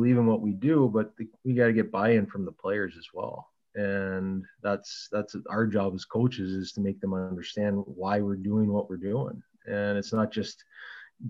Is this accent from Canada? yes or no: yes; Sault Ste. Marie, Ontario, Canada; Sault Ste. Marie is my hometown